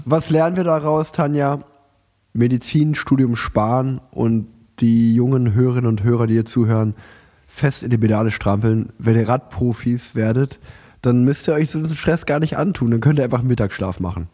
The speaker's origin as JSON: {"language": "German", "town": "Unna", "region": "North Rhine-Westphalia", "country": "Germany", "tie": "born or raised there", "moved": "yes", "lives_now": "Cologne, Germany", "said": "nach Unna gefahren, in meine alte Heimat"}